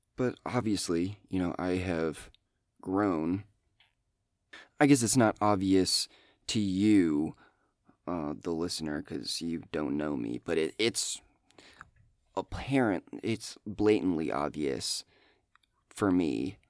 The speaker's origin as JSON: {"language": "English", "region": "Iowa", "country": "United States", "said": "I'm from Iowa"}